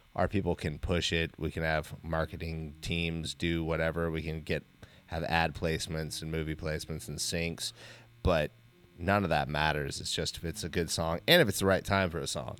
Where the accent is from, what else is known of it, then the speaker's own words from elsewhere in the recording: Wasilla, Alaska, United States; moved away; we grew up in Wasilla